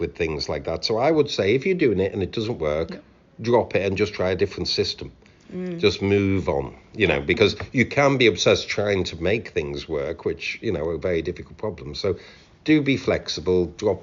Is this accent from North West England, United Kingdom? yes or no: yes; Knowsley, North West England, United Kingdom; moved away as an adult; also born or lived in Sussex; in Knowsley, where I'm from.